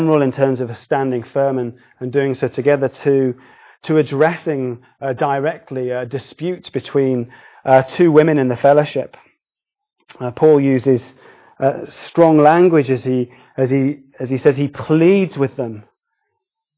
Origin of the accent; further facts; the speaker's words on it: United Kingdom; we're British